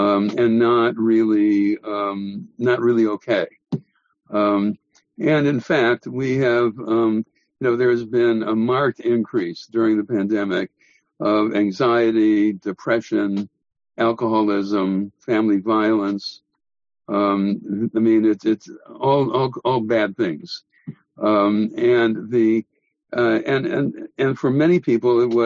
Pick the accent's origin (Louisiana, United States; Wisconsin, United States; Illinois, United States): Wisconsin, United States; Milwaukee; my hometown rabbi in Milwaukee